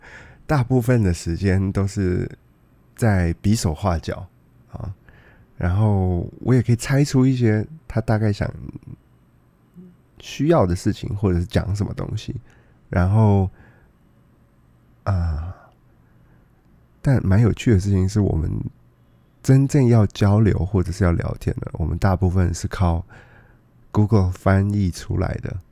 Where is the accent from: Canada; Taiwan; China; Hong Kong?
Taiwan; Yeah，我是台湾人，我我是台湾人